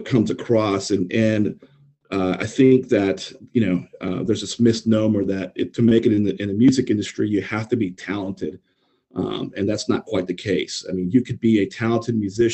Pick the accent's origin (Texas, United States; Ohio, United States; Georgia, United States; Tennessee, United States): Texas, United States; San Antonio; I grew up in San Antonio, Texas